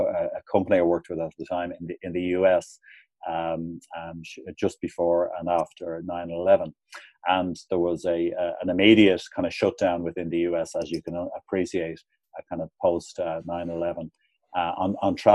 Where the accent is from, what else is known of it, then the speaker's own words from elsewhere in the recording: Ireland; moved away as an adult; also born or lived in Hong Kong; when I arrived back in Ireland, while I still had obviously a kind of a family network